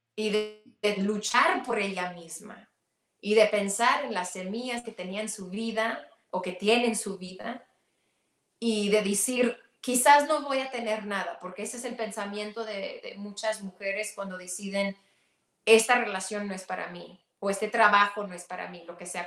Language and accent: Spanish; Mexico; siendo mexicana y siendo eh, indígena del norte, eh, mi mamá es pueblo